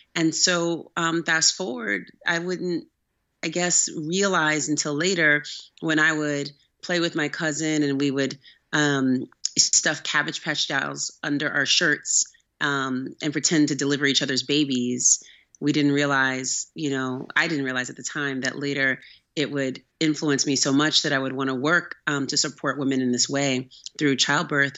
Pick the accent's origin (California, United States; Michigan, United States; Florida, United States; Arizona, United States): California, United States; Oakland; I'm actually from Northern California, from Oakland. Um, I grew up there